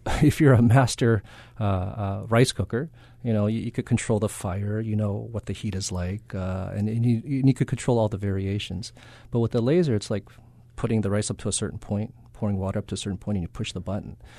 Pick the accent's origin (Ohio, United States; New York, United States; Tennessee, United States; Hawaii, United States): Hawaii, United States; Kaneohe; also born or lived in Berkeley, California / Loma Linda, California / Boston, Massachusetts; I'm from Kanioi